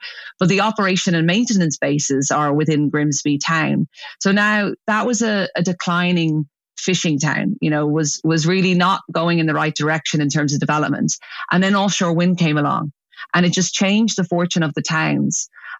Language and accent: English; Ireland; Obviously, I'm Irish, so everyone wants to come back to Ireland eventually.